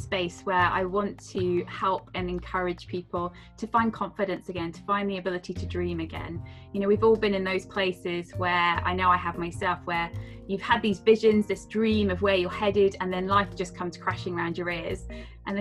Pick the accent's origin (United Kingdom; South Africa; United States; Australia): United Kingdom; Devon, South West England; moved away as an adult; also born or lived in Edinburgh; I decided to move back to Devon. So I'm from Devon